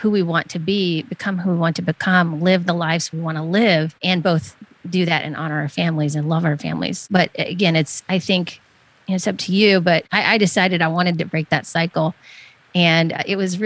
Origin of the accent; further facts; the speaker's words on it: the South, the Southeast United States, United States; I grew up in the South, the Southeast United States